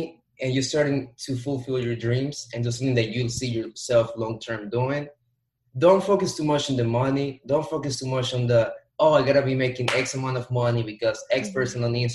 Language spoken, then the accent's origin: English; Dominican Republic; moved away as an adult; also born or lived in New York, United States / Florida, United States; born in New York, raised in Dominican Republic